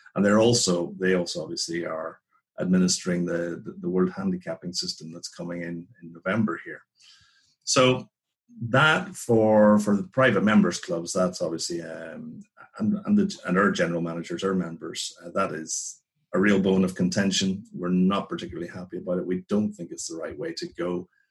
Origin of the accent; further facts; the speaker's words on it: Northern Ireland, United Kingdom; moved away as an adult; also born or lived in England; growing up in Northern Ireland in the 80s